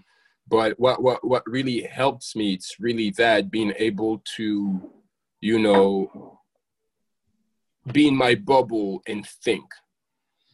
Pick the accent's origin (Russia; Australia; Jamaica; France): France; moved away; I grew up in France